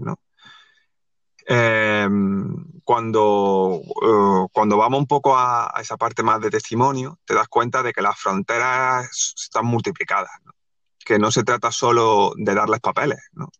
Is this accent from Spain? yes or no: yes; Granada, Andalusia, Spain; moved away as an adult; now in Málaga, Spain; yo soy de Granada, yo en esa época vivía en Granada, ahora vivo en Málaga